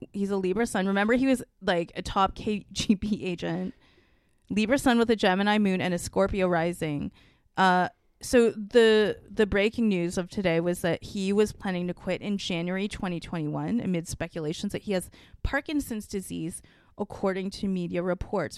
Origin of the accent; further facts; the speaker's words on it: Singapore; I'm, like, not actually even Chinese. I'm from Singapore